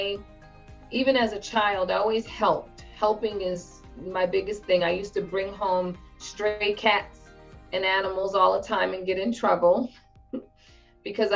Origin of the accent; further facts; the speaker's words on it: Bayonne, New Jersey, United States; I am a native of New Jersey. So, I grew up in Bayonne, New Jersey